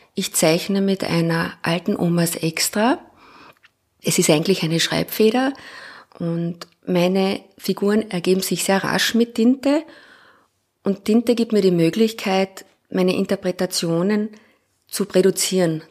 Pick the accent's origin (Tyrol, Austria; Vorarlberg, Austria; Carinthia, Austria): Carinthia, Austria; Klagenfurt; also born or lived in Graz / Linz / Innsbruck; now in Vienna, Austria; Ich bin in Klagenfurt geboren, habe in Graz studiert